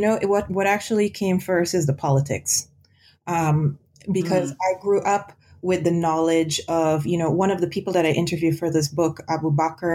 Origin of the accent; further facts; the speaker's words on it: Guyana; moved away; also born or lived in Queens, New York, United States; I was born in Guyana and spent my childhood there before immigrating to the U.S., to Queens.